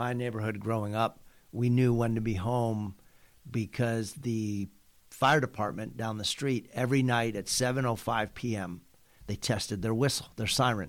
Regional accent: East Coast, United States; now in San Diego, United States; I grew up on the East Coast, so we'd have snow days.

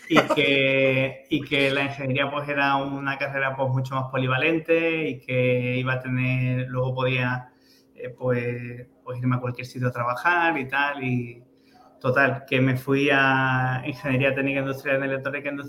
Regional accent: El Puerto de Santa María, Andalusia, Spain; soy del puerto de Santa María

